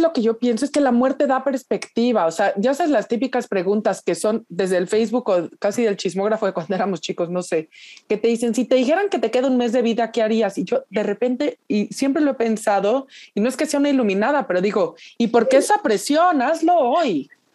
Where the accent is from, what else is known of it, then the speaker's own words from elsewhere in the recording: Mexico; ya siendo mexicana